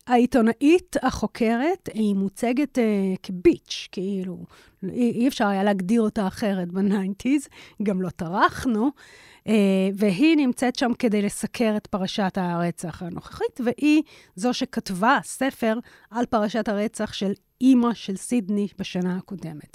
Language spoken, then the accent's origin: Hebrew; Israel; התקופה בה אני התבגרתי בישראל